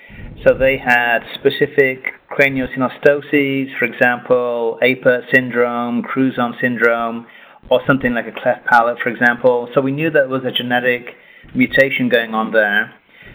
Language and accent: English; England, United Kingdom; moved away as an adult; also born or lived in Puerto Rico; now in United States; originally I'm from England